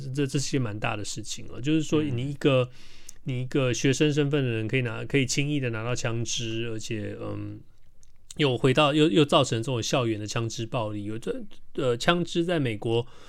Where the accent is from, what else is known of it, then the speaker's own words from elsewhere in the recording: Taiwan; 我们台湾人